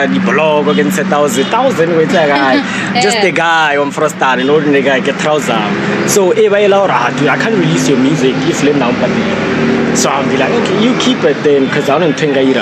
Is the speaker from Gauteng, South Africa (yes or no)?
yes; Pretoria, Gauteng, South Africa; now in Lynnwood Park, South Africa; I grew up on Mamelodi